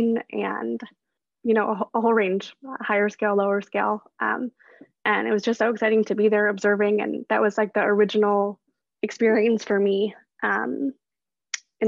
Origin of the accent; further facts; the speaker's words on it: Chicago, Illinois, United States; moved away as an adult; also born or lived in Brooklyn, New York; now in New York, United States; I am originally from Chicago, actually, but I grew up in the suburbs there, not so close to the city